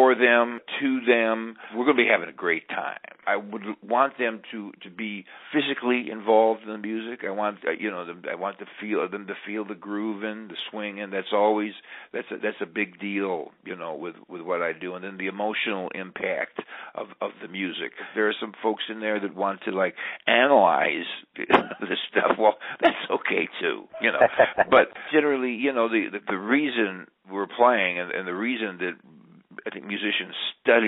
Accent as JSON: {"language": "English", "town": "Garfield Heights", "region": "Ohio", "country": "United States", "also_born_or_lived": "Cleveland", "said": "I'm from Garfield Heights"}